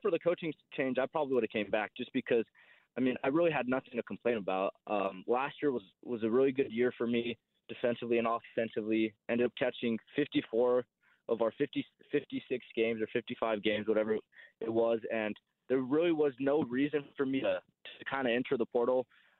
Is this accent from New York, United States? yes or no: no; El Paso, Texas, United States; moved away as an adult; now in Wichita, United States; I'm from El Paso, Texas, born and raised. Not used to be small. It's kind of growing city in West Texas, kind of borders New Mexico and then Mexico as well.